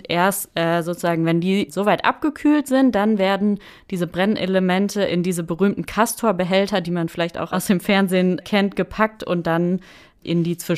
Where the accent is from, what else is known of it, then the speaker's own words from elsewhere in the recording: North Rhine-Westphalia, Germany; dann in Ahaus äh, in meiner Heimat im Münsterland